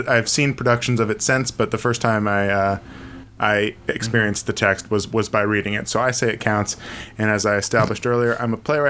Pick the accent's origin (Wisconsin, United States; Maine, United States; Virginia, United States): Maine, United States; moved away as an adult; also born or lived in upstate New York; now in New York City, United States; I also grew up on an island in Maine. I then went to school in upstate New York and then moved directly from there to New York City, where I've been ever since. So I've been in New York for 7 years now.